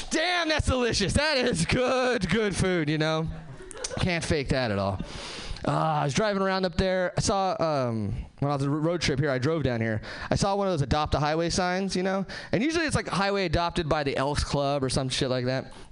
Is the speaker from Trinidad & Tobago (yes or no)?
no; Hesperia, California, United States; now in Seattle, United States; Uh, I am from Seattle now. Uh, I'm actually from Southern California originally. Uh, nowhere famous, just like the Mojave Desert, Hesperia, California.